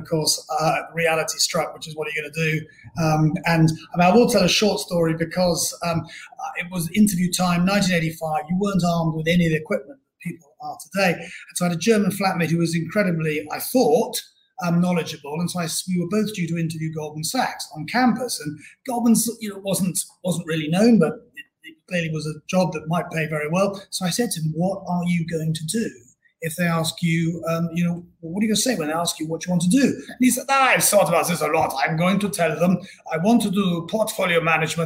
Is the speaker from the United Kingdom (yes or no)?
yes; Bristol, South West England, United Kingdom; I was born and brought up in Bristol